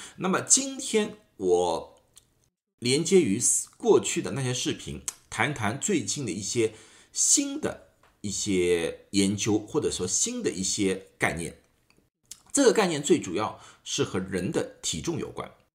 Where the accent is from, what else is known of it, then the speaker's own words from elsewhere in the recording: China; 我们中国人